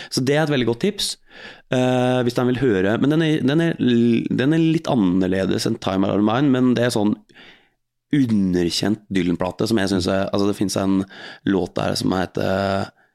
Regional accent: Hallingdal, Buskerud, Norway; moved away as an adult; also born or lived in Oslo; dalen der jeg er fra

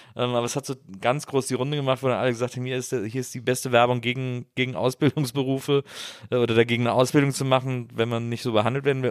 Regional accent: Rhineland, Germany; now in Berlin, Germany; ich komme aus dem Rheinland

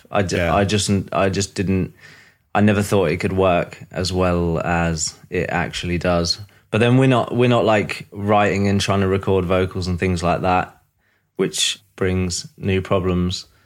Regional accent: East of England, United Kingdom; now in London, United Kingdom; Uh, Norfolk, England.

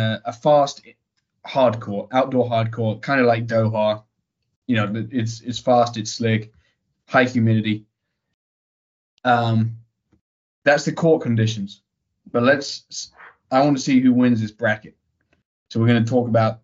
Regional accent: United Kingdom; being a Brit

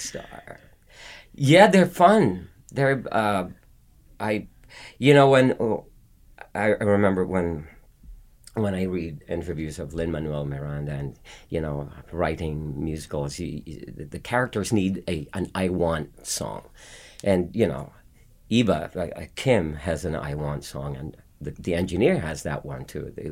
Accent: Philippines; born or raised there; moved away as an adult

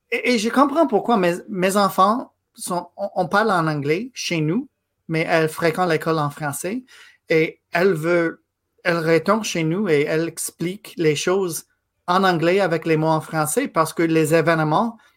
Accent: Quebec, Canada; first language English; French is a second language; comme moi, je suis anglophone, c'est ma première langue, hmm. mais je suis québécois, c'est un choix.

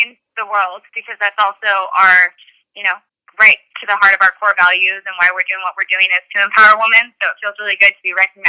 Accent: Danville, California, United States; now in Los Angeles, United States; but I grew up in the Bay Area in a small town called Danville, California. I moved to LA about 10 years ago to attend UCLA.

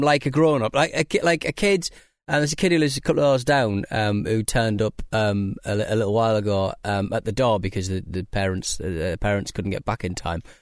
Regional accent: United Kingdom; we're British people

